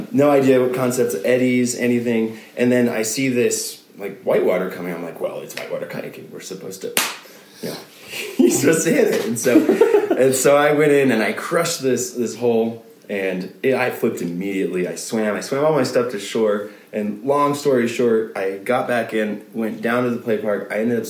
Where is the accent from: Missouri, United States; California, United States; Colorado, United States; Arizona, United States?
Colorado, United States; Aurora; also born or lived in Gunnison, Colorado; I was born and raised in Colorado, Aurora, Colorado